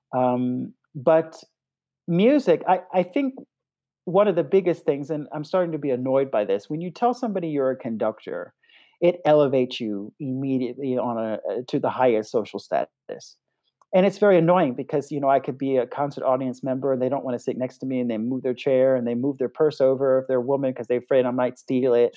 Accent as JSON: {"language": "English", "region": "North Carolina", "country": "United States", "tie": "born or raised there", "also_born_or_lived": "Peoria", "moved": "as an adult", "lives_now": "Germany", "said": "my home state of North Carolina"}